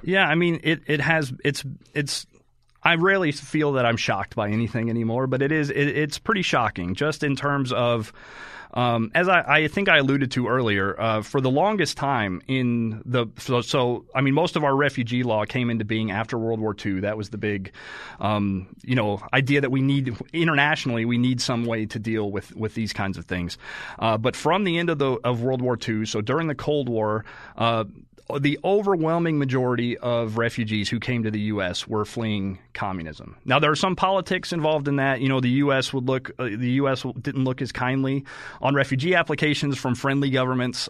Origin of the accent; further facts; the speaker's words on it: Oklahoma, United States; also born or lived in Texas; I grew up in Oklahoma.